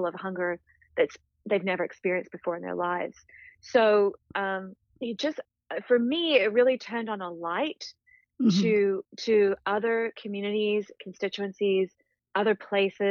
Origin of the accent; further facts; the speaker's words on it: Australia; moved away as an adult; also born or lived in New Zealand / South Africa / United Kingdom; now in Connecticut, United States; I was raised in Australia, born and raised in Australia, several years of my childhood in New Zealand, South Africa, 5 years in the UK